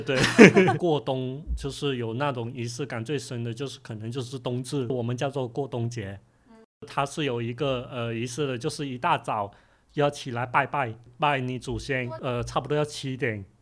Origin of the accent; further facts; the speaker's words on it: Guangdong, China; now in Guangzhou, China; 我是来自潮汕 现在住在广州的茶话师